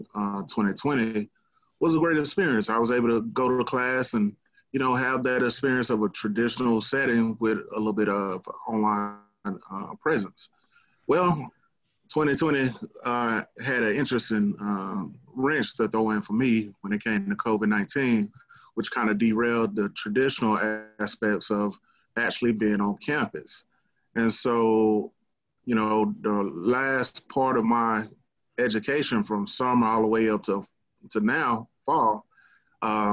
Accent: Dallas, Texas, United States; Born and raised Dallas, Texas, from Southeast Oak Cliff

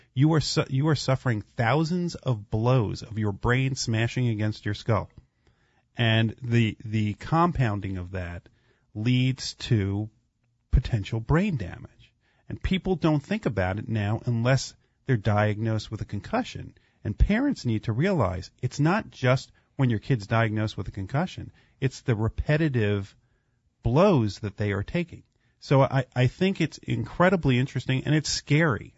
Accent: New Jersey, United States; I grew up in New Jersey

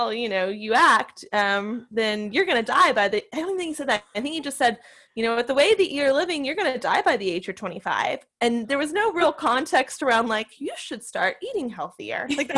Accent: Nashville, Tennessee, United States; I grew up in Nashville, and I still live in Nashville, Tennessee

